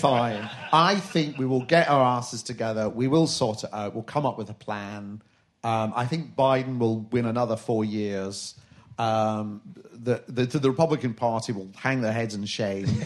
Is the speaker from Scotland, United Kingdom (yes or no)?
yes; Glasgow, Scotland, United Kingdom; I'm from Glasgow